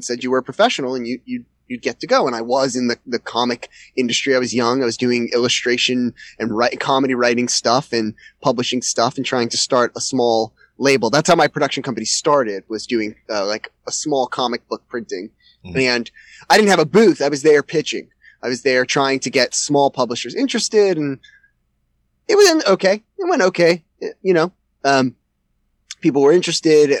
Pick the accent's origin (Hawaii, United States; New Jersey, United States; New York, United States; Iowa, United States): New York, United States; around New York City, United States; I grew up around New York City